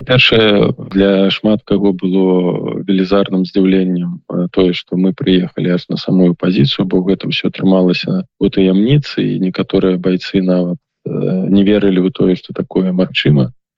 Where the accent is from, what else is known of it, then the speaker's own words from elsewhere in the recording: Belarus; мы беларусы